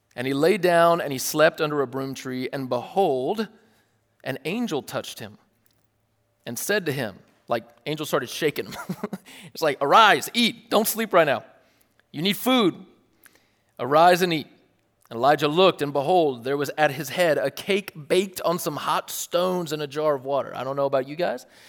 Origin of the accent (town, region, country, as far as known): United States